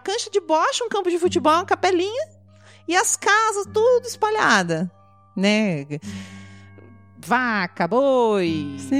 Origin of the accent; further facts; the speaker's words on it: interior of Rio Grande do Sul, Brazil; Eu sou do interior do Rio Grande do Sul